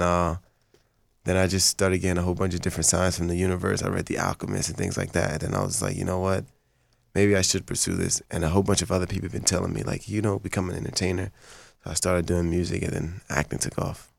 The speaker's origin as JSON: {"language": "English", "country": "Haiti", "first_language": "Haitian Creole", "second_language": "English", "moved": "yes", "lives_now": "Los Angeles, United States", "said": "I'm Haitian. That's Creole French. That's my first language."}